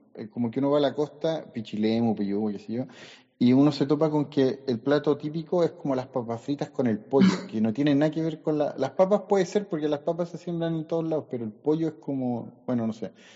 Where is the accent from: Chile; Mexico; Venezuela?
Chile; San Fernando, O'Higgins; also born or lived in Valparaíso; now in Las Cruces, Chile; yo soy de San Fernando